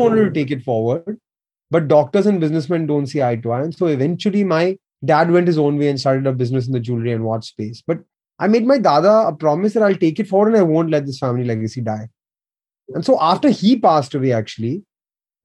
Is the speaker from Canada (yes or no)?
no; India; I grew up in India